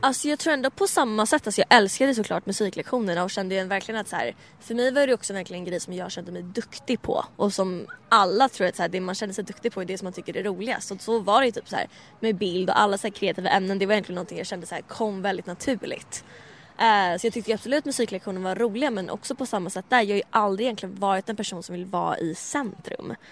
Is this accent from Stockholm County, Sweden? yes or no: yes; Stockholm, Stockholm County, Sweden; växa upp liksom i Bromma där jag växte upp